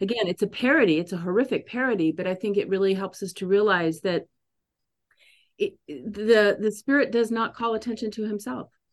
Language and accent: English; San Diego, California, United States; moved away as an adult; also born or lived in Paris / Midwest; I was born and raised in San Diego